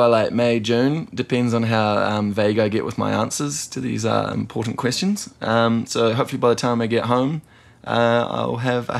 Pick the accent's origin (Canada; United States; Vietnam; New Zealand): New Zealand; And I know that's probably like a mortal sin as a Kiwi to insult Peter Jackson, yeah.